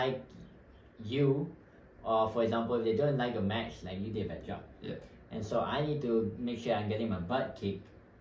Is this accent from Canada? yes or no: no; Malaysia; now in Hawaii, United States; So I'm from Malaysia